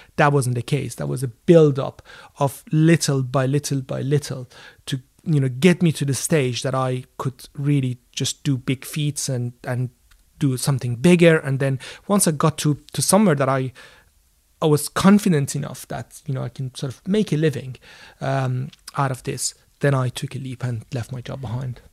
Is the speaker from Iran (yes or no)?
yes; Iran; now in London, United Kingdom; I grew up in Iran